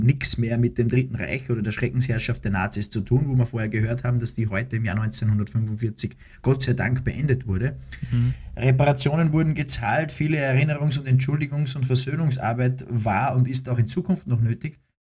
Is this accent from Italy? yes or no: no; Austria; also born or lived in Cologne, Germany